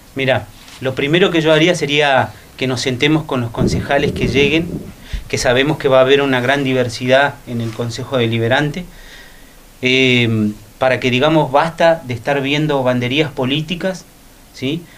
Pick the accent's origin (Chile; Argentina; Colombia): Argentina; Río Gallegos, Santa Cruz; del Belgrano, de donde soy yo